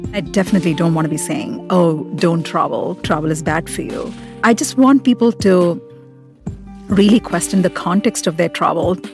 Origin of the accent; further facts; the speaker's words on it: India; moved away as an adult; now in United States; I am very much Indian. Um, India is the country where I feel most at home, most comfortable